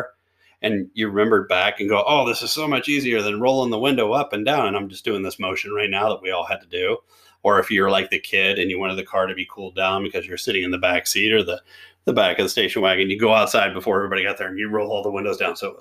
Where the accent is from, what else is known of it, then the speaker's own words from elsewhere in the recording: near Fort Knox, Kentucky, United States; when I was growing up, I was born right near Fort Knox.